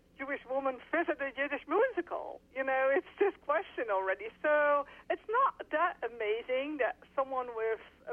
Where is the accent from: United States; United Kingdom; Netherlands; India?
Netherlands; I'm from the Netherlands.